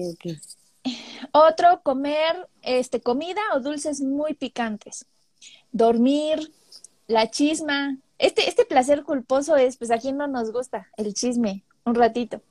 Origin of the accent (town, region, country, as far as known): Chiapas, Mexico; moved away